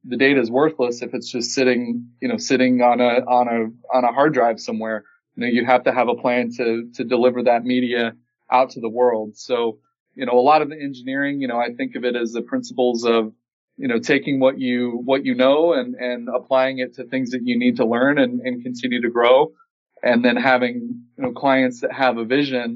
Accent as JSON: {"language": "English", "town": "Peoria", "region": "Illinois", "country": "United States", "tie": "born or raised there", "said": "my hometown, Peoria, Illinois"}